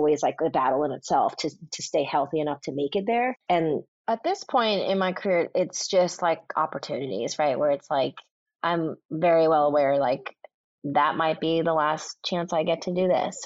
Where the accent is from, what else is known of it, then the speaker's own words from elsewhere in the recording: Long Island, New York, United States; I'm a New Yorker